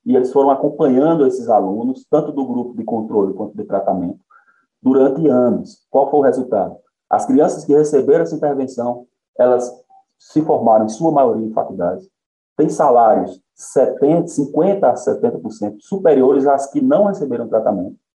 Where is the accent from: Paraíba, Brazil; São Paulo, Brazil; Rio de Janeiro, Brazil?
Paraíba, Brazil; Conceição; Nasci em Conceição, estudei a maior parte da minha vida em Conceição, em escola pública